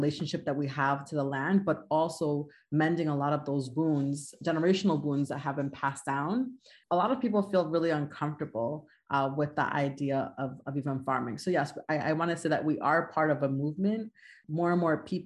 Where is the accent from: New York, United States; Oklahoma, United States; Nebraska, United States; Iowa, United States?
New York, United States; New York City; moved away as an adult; also born or lived in Manhattan; now in Connecticut, United States; I'm originally from Queens. I was born and raised in Queens and moved to Manhattan